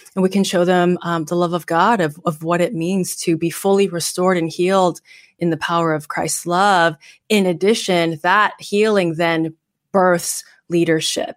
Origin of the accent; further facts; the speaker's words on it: Bay Area, California, United States; I'm being born and raised in the Bay Area